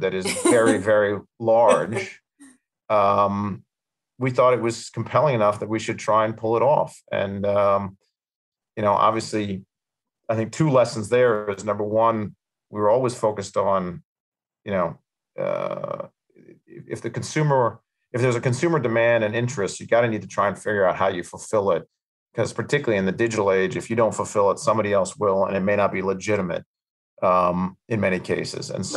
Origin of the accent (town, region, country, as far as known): New York City, New York, United States; born or raised there; accent: American